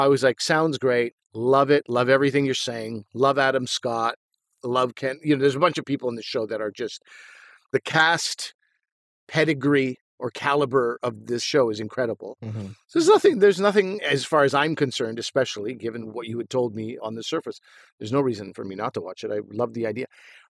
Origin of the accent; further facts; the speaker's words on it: Montreal, Quebec, Canada; I'm from Montreal and Asif is from Ottawa.